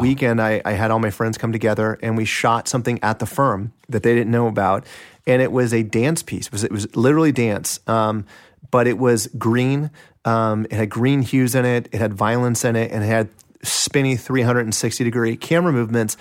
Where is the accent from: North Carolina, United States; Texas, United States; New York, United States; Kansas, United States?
Kansas, United States; Kansas City; born or raised there